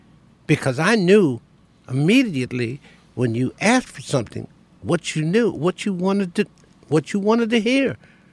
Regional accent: Elkton, Maryland, United States; in my hometown in Elkton, Maryland.

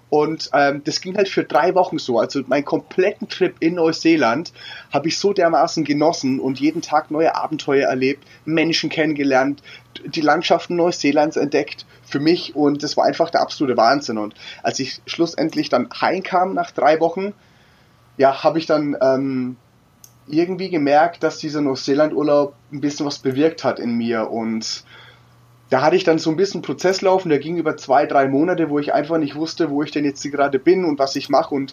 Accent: Würzburg, Bavaria, Germany; 31 Jahre alt, ähm, gebürtig aus Würzburg und bin für die letzten sechs Jahre durch die Welt gereist

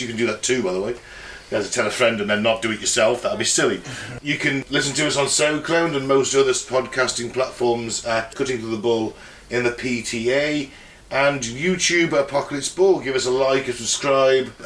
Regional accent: United Kingdom; we grew up in Britain at this time

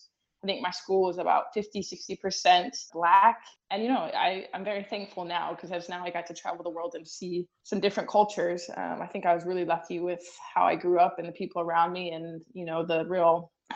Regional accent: Illinois, United States; It was a small town about 2 hours south of Chicago, and we were surrounded by cornfields.

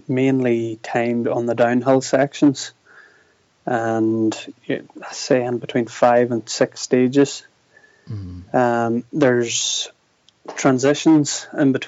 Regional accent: Draperstown, Northern Ireland, United Kingdom; I'm originally from Draperstown, so Dava would have been my local trail.

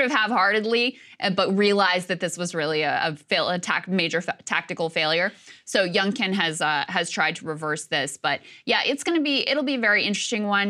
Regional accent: Virginia, United States; my home state, of Virginia

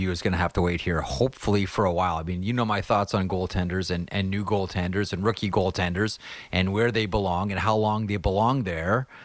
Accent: Toronto, Ontario, Canada; So I grew up in Toronto

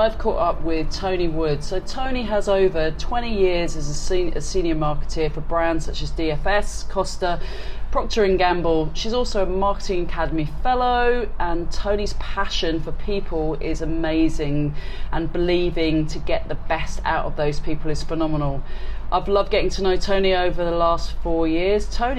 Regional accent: India; born there; also born or lived in Malta; So I was born in India and lived in Malta.

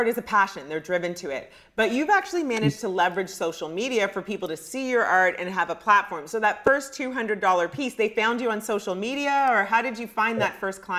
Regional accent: Ghana; I'm Ghanaian.

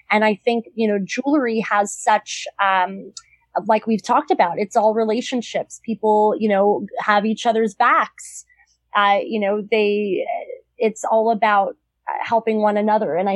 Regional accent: Los Angeles, California, United States; moved away as an adult; also born or lived in Boston; now in New York City, United States; I grew up in Southern California. I moved back.

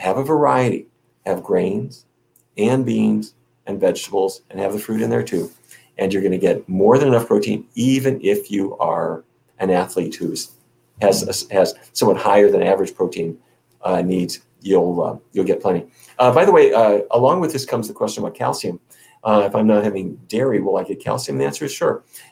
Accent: North Dakota, United States; I grew up in North Dakota

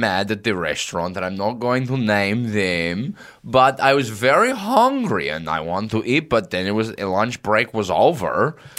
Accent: Russia; English is a second language; I'm from Russia.

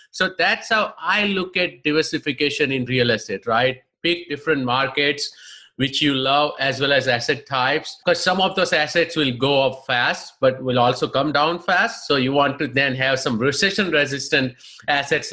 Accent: India; moved away as an adult; now in United States; I'm basically from India

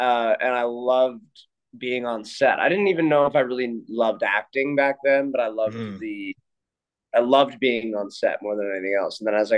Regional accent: Canada; Yeah, I'm from Canada, but I wanted to be at the University of Notre Dame.

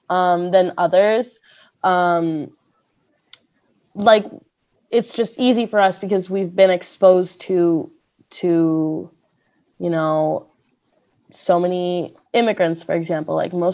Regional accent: Miami, Florida, United States; I'm from Miami, so it's literally like diversity everywhere you see.

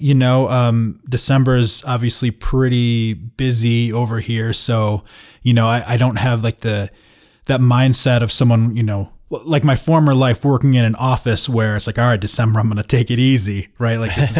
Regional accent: Saginaw, Michigan, United States; So I grew up in Saginaw, Michigan, which is, you know, kind of like a middle-sized town

